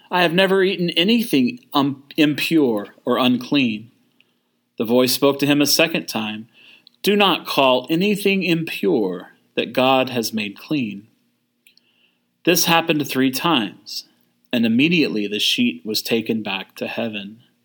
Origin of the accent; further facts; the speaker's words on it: Texas, United States; moved away; My identity is being born and raised in the great, though small, country of Texas.